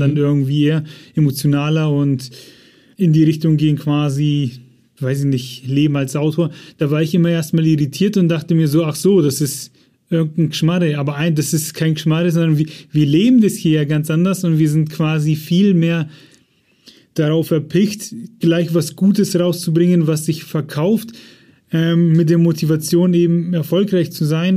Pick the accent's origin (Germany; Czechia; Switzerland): Germany; bei uns in Deutschland